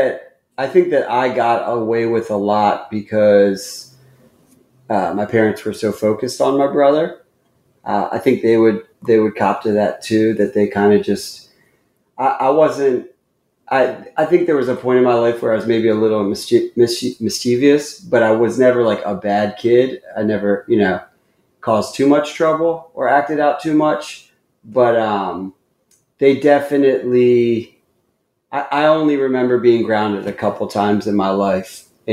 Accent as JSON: {"language": "English", "town": "Columbia", "region": "Maryland", "country": "United States", "tie": "born there", "said": "Yeah, I was born in Columbia, Maryland, so, which is like a suburb right between Washington, D.C. and Baltimore."}